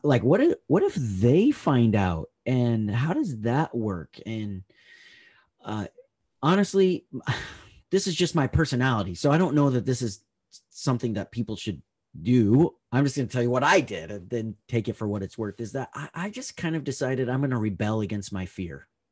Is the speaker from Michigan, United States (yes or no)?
no; Northern California, United States; I grew up in Northern California